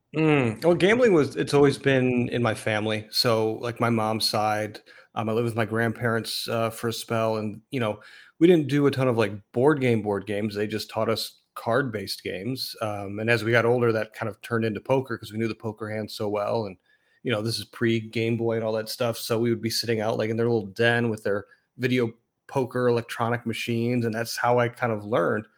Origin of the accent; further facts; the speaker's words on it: Chicago, Illinois, United States; also born or lived in Detroit; I grew up in Chicago